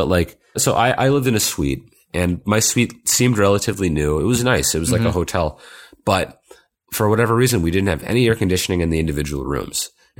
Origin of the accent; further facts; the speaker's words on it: Midwest, United States; accent: Midwestern; I guess, yeah, we do speak it, and I can't necessarily figure out how my Midwestern accent sounds.